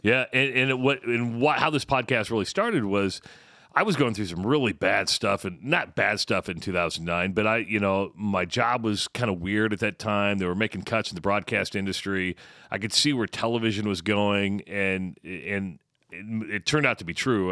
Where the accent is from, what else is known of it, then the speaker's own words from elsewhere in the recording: United States; I'm an American and I love the United States.